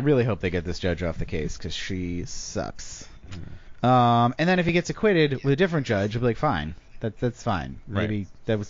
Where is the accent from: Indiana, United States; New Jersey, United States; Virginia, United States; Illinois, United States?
New Jersey, United States; I'm from New Jersey